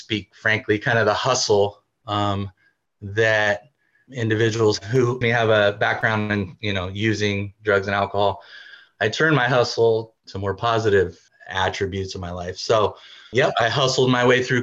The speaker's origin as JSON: {"language": "English", "area": "Bay Area", "region": "California", "country": "United States", "moved": "as an adult", "lives_now": "Washington, United States", "said": "I'm from California, Bay Area"}